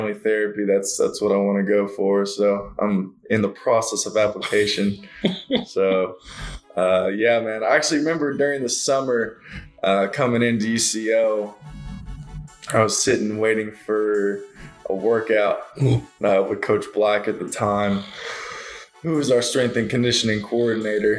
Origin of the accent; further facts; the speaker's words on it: Edmond, Oklahoma, United States; I grew up in Edmond pretty much all my life, other than 2 years whenever I was a kid